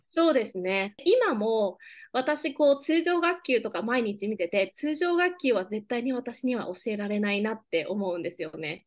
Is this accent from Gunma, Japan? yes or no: yes; Takasaki, Gunma, Japan; first language Japanese; moved away as an adult; also born or lived in Seattle, Washington, United States; now in Oklahoma, United States; 私はもともと群馬県高崎市出身で、えー、群馬県の高校を卒業しています。